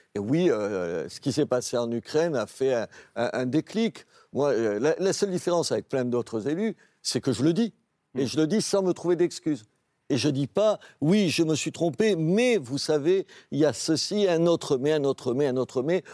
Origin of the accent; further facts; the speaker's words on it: Béziers, Occitania, France; Je suis maire de Béziers parce que je suis de Béziers